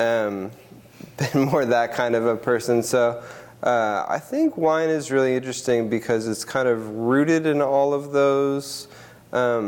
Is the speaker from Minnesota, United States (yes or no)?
yes; Minnesota, United States; moved away as an adult; now in Oregon, United States; I grew up in Minnesota, up in the North Burbs